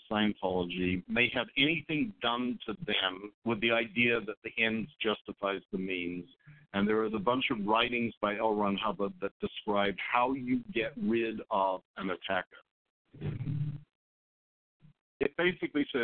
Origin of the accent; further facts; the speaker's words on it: Australia; I grew up in Australia